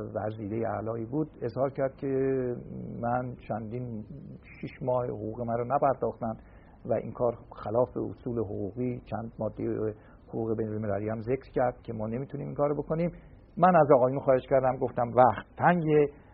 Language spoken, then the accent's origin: Persian; Shemiranat, Tehran Province, Iran; من در شمیرانات متولد شدم